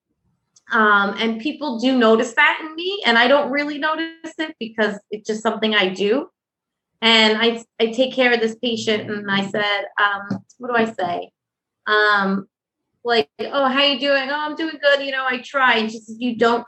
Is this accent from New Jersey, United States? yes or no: no; Westchester, New York, United States; now in White Plains, United States; I'm originally from Westchester